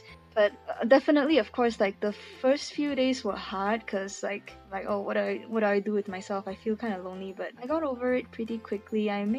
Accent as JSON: {"language": "English", "region": "Putrajaya", "country": "Malaysia", "tie": "born or raised there", "accent": "Malaysian", "moved": "as an adult", "lives_now": "Utah, United States", "said": "I am from, I grew up in Putrajaya, Malaysia, and I've lived in Utah for the past 5 years or so."}